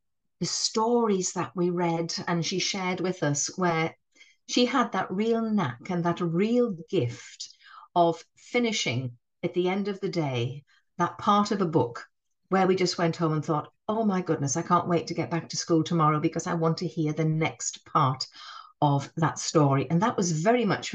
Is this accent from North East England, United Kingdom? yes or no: yes; North East England, United Kingdom; accent: northeastern; I'm from the northeast, you'll be able to tell that from my northern accent. I'm not a Geordie, but I do have a northeastern accent